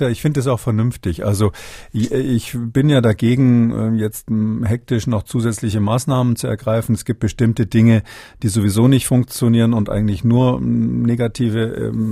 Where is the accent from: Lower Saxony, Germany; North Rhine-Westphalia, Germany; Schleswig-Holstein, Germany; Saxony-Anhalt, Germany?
Saxony-Anhalt, Germany; Halle; also born or lived in Bavaria; ich habe übrigens zwei Heimaten, also Halle und Bayern, beides, beides meine Heimat.